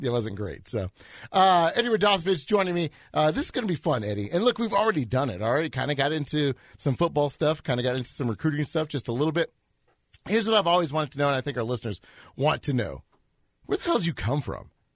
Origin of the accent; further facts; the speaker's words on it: Edmond, Oklahoma, United States; I'm an Edmondite